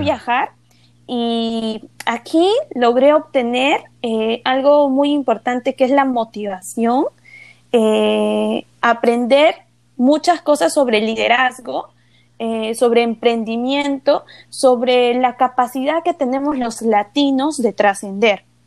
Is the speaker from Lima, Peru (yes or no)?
no; Ayacucho, Peru; desde el segundo grado de primaria he obtenido becas en colegios privados en la región de Ayacucho